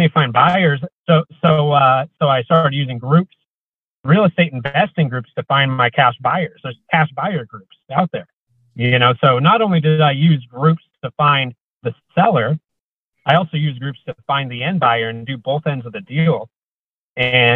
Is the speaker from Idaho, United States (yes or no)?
yes; Coeur d'Alene, Idaho, United States; moved away; also born or lived in Portland, Oregon; I grew up in Coeur d'Alene, Idaho, but I moved over to Portland, Oregon